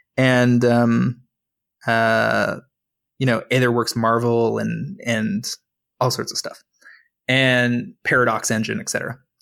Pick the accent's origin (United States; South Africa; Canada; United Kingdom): Canada; Toronto, Ontario; I'm from Toronto